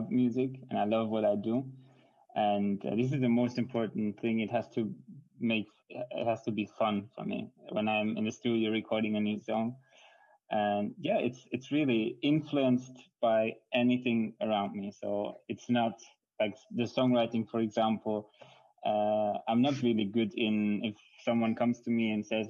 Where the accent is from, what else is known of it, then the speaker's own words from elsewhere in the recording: Switzerland; English is a second language; My mom is Hungarian, but I grew up in Switzerland